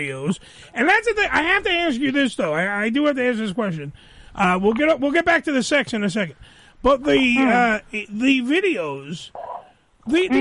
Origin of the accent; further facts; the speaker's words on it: New York City, New York, United States; We're city dwellers.